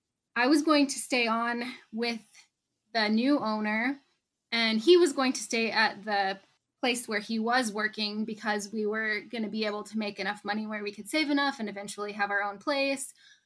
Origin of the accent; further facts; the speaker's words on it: Northeast Nebraska, United States; So I grew up in Northeast Nebraska on a small feed yard where my family has been raising beef for more than 40 years.